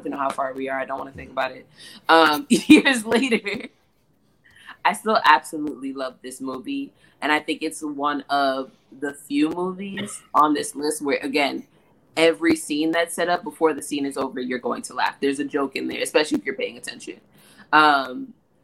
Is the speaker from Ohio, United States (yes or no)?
no; New York City, New York, United States; I'm from New York City.